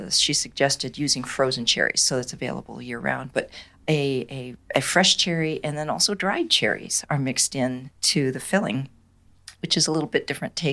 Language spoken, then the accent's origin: English; Michigan, United States; I, I hail from Michigan